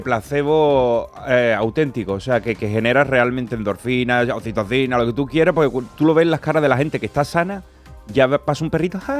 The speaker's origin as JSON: {"language": "Spanish", "area": "province of Cádiz", "region": "Andalusia", "country": "Spain", "said": "zona cercana a mi tierra, la línea, bueno, en Cádiz, de la provincia"}